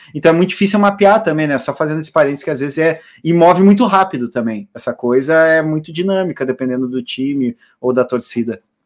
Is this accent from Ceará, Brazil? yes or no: no; Porto Alegre, Rio Grande do Sul, Brazil; A vida inteira cresci era de pé no Olímpico, ou de visitante do Beira Rio